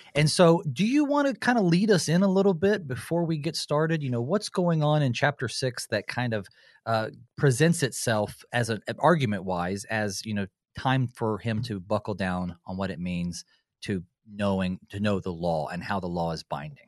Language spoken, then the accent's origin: English; western North Carolina, United States; also born or lived in Winston-Salem, North Carolina; I grew up in North Carolina. That's my home state, uh, except I was born in Winston-Salem, right in the middle, and then grew up on the western side, right in the mountains